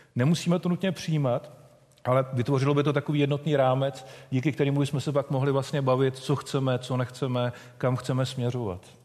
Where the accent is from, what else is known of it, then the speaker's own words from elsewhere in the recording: Czechia; My jako Češi máme takovou zvláštní povahu